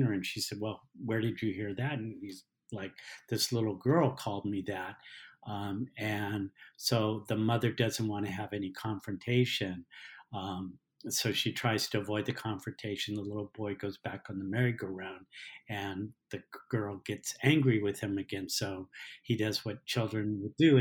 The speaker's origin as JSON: {"language": "English", "town": "Los Angeles", "region": "California", "country": "United States", "tie": "born or raised there", "said": "I grew up in Los Angeles, in the Los Angeles area, during the 60s and 70s"}